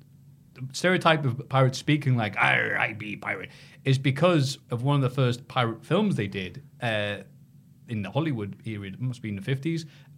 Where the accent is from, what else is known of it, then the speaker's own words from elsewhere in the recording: Havana, Cuba; That'd be weird. I'm from Havana.